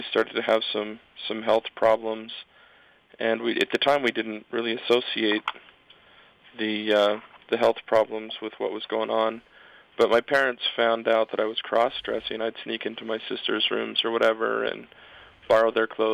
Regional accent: Provo, Utah, United States; I grew up in Provo

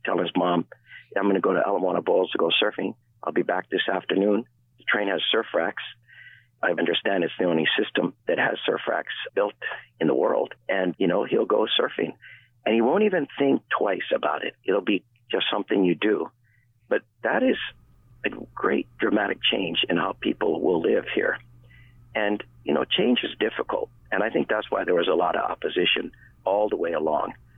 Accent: Waipahu, Hawaii, United States; Waipahu, my hometown

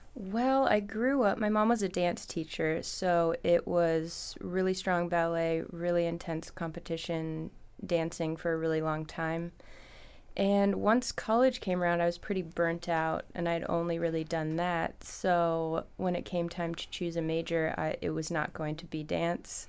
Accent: Los Angeles, California, United States; moved away as an adult; also born or lived in San Luis Obispo / Chicago; now in Petersburg, United States; I was born in Los Angeles. I went to school in the middle of the state, so San Luis Obispo.

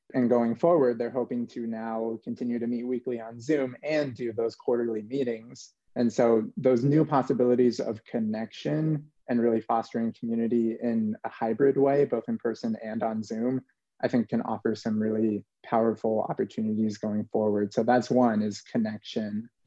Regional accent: New Mexico, United States; I'm from New Mexico originally, born and raised

